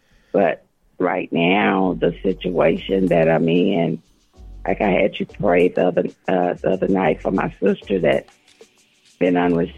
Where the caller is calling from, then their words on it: Livingston, Texas, United States; I'm from Texas.